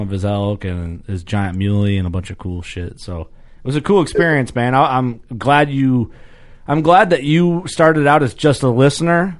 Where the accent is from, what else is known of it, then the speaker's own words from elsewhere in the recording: Fulton County, Illinois, United States; I grew up in Fulton County, Illinois